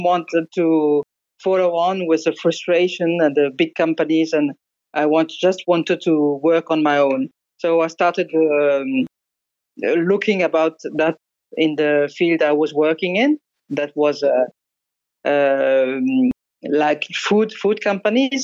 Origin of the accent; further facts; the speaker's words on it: Alsace, Grand Est, France; English is a second language; moved away; also born or lived in northern England; I grew up in Alsace, which is a little part of the northeastern part in France, very close to Germany.